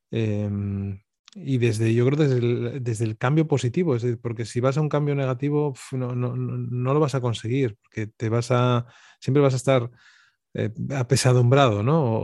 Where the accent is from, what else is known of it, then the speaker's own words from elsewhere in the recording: Avilés, Asturias, Spain; also born or lived in Oviedo; pero de Avilés, donde, de donde soy